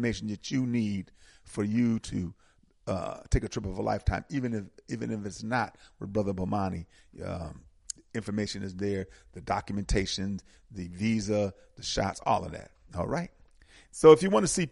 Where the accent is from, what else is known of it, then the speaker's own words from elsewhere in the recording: Milwaukee, Wisconsin, United States; he toured the Midwest and, of course, came to Milwaukee and hooked up with my mama. 9 months later, after that hookup, here I is